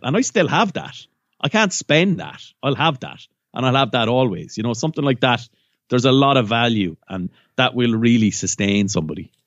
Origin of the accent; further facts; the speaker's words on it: County Waterford, Munster, Ireland; I'm from County Waterford